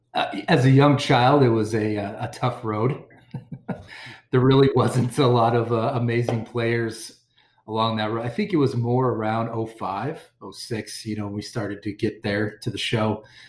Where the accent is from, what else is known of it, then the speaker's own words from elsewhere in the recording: Montana, United States; I was born and raised in Montana